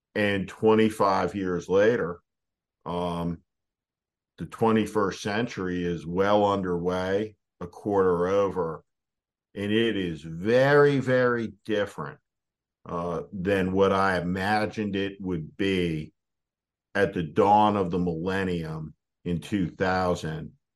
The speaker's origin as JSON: {"language": "English", "region": "New Jersey", "country": "United States", "accent": "New Jersey", "said": "my native New Jersey dialect"}